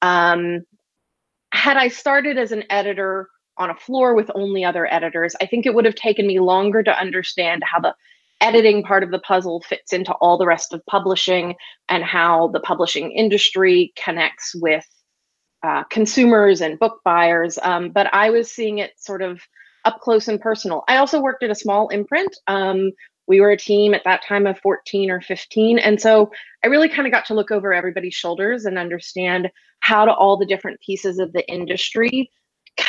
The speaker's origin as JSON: {"language": "English", "region": "Texas", "country": "United States", "tie": "born or raised there", "also_born_or_lived": "Milwaukee, Wisconsin", "moved": "as an adult", "said": "I grew up in Texas."}